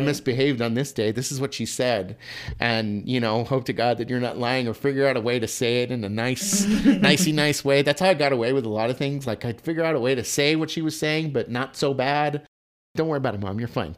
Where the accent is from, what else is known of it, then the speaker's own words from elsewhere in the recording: El Paso, Texas, United States; I was born and raised in El Paso, Texas